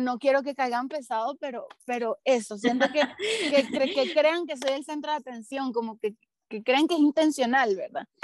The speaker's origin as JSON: {"language": "Spanish", "country": "Venezuela", "moved": "as an adult", "said": "yo me voy a ir de Venezuela"}